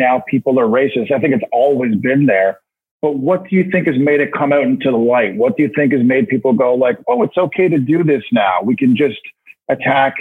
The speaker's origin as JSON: {"language": "English", "country": "Canada", "also_born_or_lived": "Halifax, Nova Scotia", "said": "as a Canadian up here, we get so much American news"}